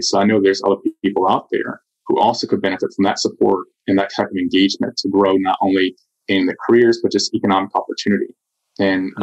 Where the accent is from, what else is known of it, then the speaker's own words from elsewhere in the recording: Southern DeKalb County, Georgia, United States; I grew up in Southern DeKalb County